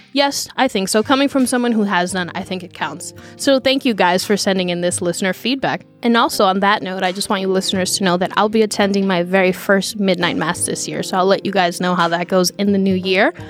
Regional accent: New York City, New York, United States; I'm a Dominican from the Bronx

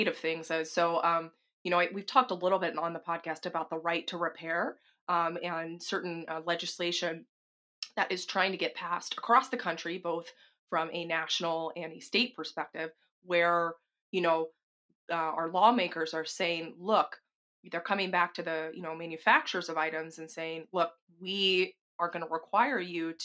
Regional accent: the South, United States; I'm from the South

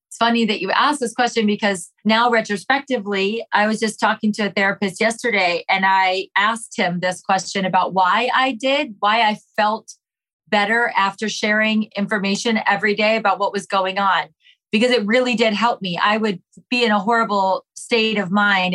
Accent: Ohio, United States; also born or lived in New York; now in Los Angeles, United States; I'm currently 39 years old living in Los Angeles, but I was born and raised in Ohio, lived in New York for 19 years

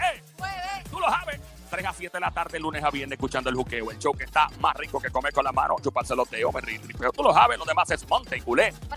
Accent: Puerto Rico; yo soy de PR y de Puerto Rico

